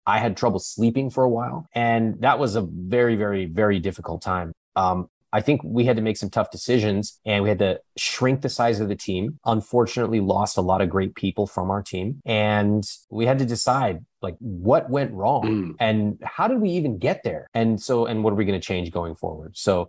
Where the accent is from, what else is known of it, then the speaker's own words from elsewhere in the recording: India; You know, in my case, I could, you know, I'm Indian. I could have created a business around being Indian.